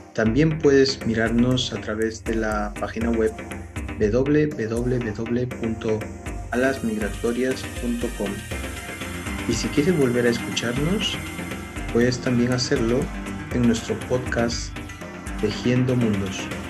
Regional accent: Lima, Peru; los que somos capitalinos

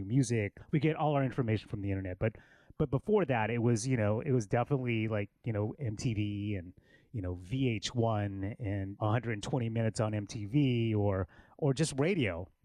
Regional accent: Killeen, Texas, United States; now in Austin, United States; I grew up in Killeen, which is an hour north of Austin. Well, I'm a military kid, and my dad was in the military.

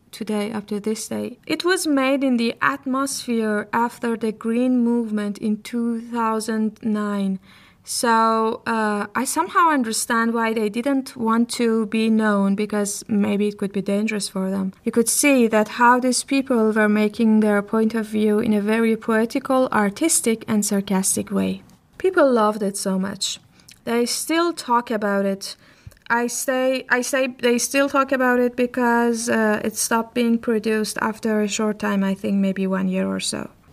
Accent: Iran; my country, Iran. I come from Iran, a country in Middle East who lots of you also know as Persia.

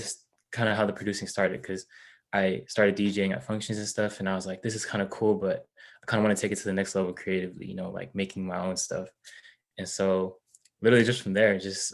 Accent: Sacramento, California, United States; I'm born and raised in Sacramento. That's where I'm at right now

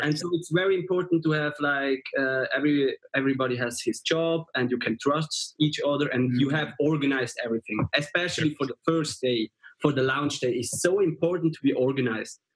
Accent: Switzerland; we are from Switzerland

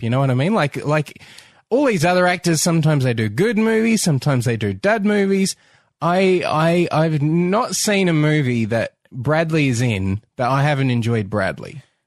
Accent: Australia; as an Australian

